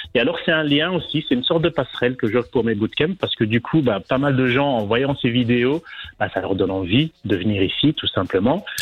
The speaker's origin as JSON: {"language": "French", "country": "Belgium", "moved": "as an adult", "lives_now": "Fuerteventura, Spain", "said": "J'ai quitté la Belgique il y a quatre ans pour m'installer"}